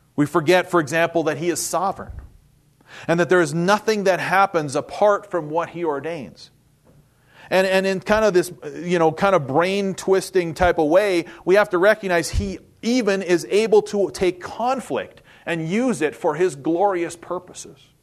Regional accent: Winnipeg, Manitoba, Canada; moved away as an adult; also born or lived in Saskatchewan; now in United States; I was born and raised in Winnipeg, Manitoba, Canada. So yes, I'm a Canuck

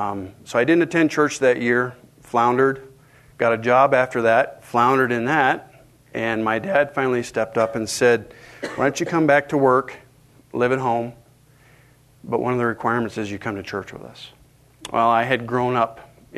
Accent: Paradise Valley, Montana, United States; I grew up in the Paradise Valley.

